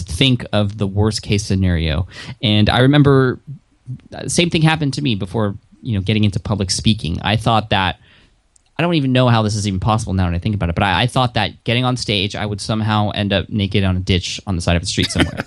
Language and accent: English; San Diego, California, United States; I am from San Diego